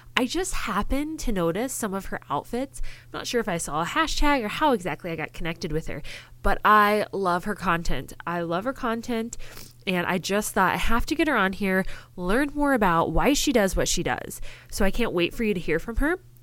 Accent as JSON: {"language": "English", "region": "Illinois", "country": "United States", "moved": "yes", "said": "I'm actually originally from Illinois"}